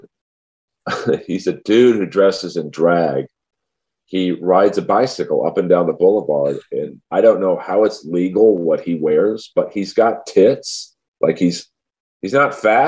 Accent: Los Angeles, California, United States; I was raised in Bel Air

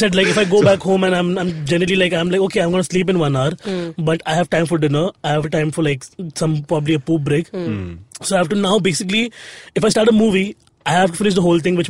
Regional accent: Bhayandar, Maharashtra, India; I'm from Bayandar.

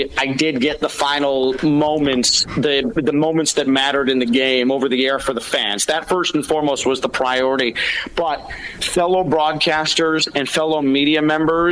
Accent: Chicago, Illinois, United States; moved away; growing up in Chicago as a kid

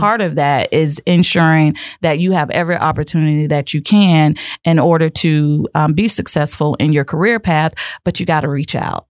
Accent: Lake Wales, Florida, United States; born and raised right here in Lake Wales

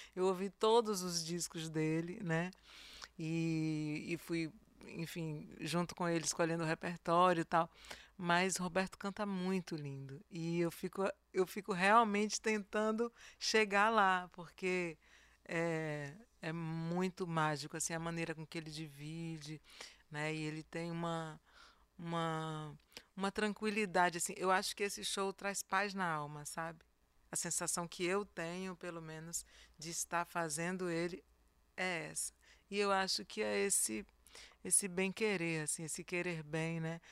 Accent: Bahia, Brazil; moved away as an adult; eu não ia sair da Bahia enquanto eu não fosse reconhecida aqui na minha terra

